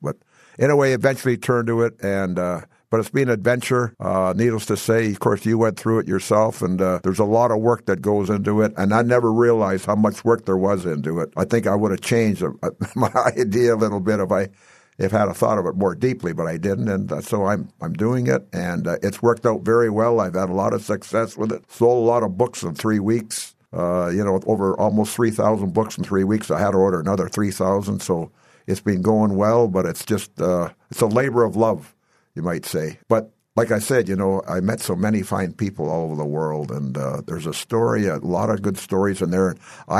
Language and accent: English; British Columbia, Canada; the environment I grew up in British Columbia, it wasn't conducive to baseball until May.